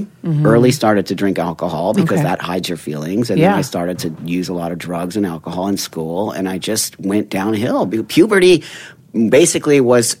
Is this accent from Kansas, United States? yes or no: no; Los Angeles, California, United States; I'm 55. So back in the 60s and 70s when I was growing up in the Valley, San Fernando Valley